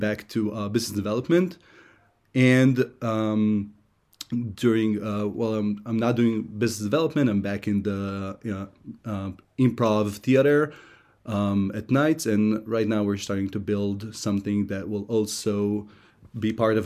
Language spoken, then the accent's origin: English; Hashmonaim, Israel; English is a second language; moved away as an adult; also born or lived in Philadelphia, United States; I was raised in Hashmonaim. My family is strictly Israeli